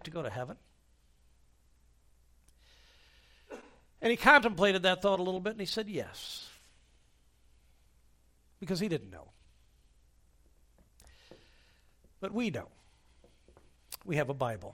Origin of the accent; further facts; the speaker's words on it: United States; as an American I am free